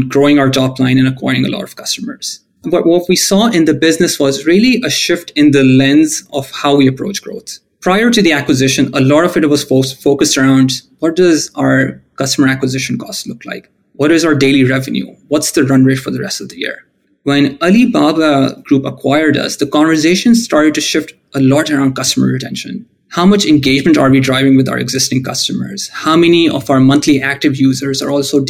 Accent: Pakistan; moved away as an adult; also born or lived in United States; now in Canada; I moved back to Pakistan, which is my home country

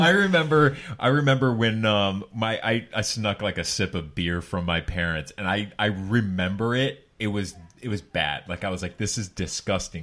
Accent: Laguna Beach, California, United States; I grew up in Laguna Beach

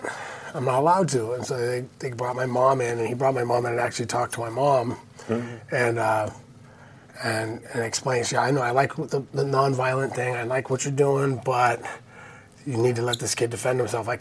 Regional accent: Santa Barbara, California, United States; I grew up in Santa Barbara. Mm-hmm. Born and raised in Santa Barbara

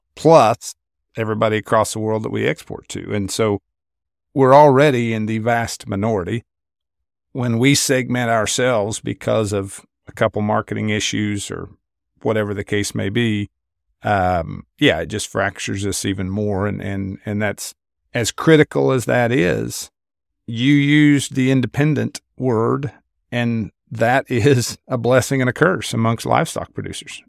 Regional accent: Kansas, United States; I grew up in Kansas in a very market-driven, value-based household

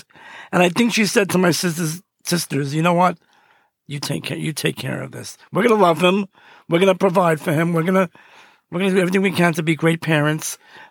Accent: New York City, New York, United States; Growing up in Brooklyn, I was a third child of two sisters

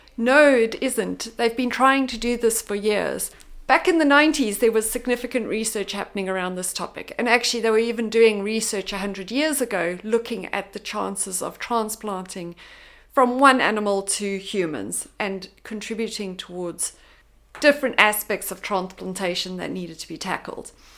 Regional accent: South Africa; moved away; I'm originally from South Africa

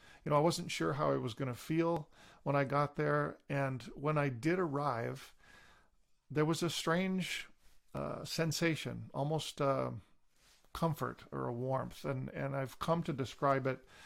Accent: Deseronto, Ontario, Canada; I was born and raised in Deseronto, Ontario, which is near kind of the Belleville area, eastern Ontario, on a First Nations reserve.

